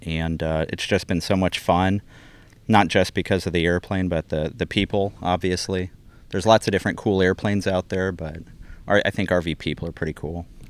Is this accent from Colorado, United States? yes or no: yes; Colorado, United States; moved away; also born or lived in South Texas; I grew up in Colorado.